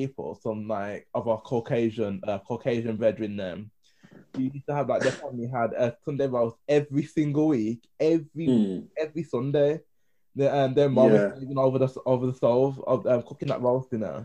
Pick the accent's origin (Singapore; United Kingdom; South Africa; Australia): United Kingdom; We're British